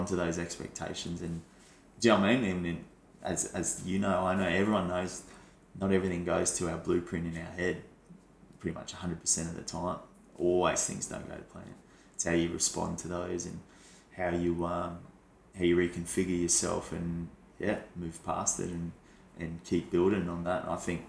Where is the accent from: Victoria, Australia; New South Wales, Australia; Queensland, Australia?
Queensland, Australia; Brisbane; moved away; because I'm from Brisbane originally, I'd go there watching, you know, footy teams play all through my childhood.